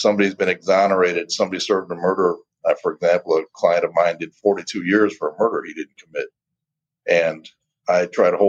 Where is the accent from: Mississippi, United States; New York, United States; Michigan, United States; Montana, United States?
Michigan, United States; Detroit; I'm born and raised in Detroit, Michigan. Spent my whole life in the Detroit area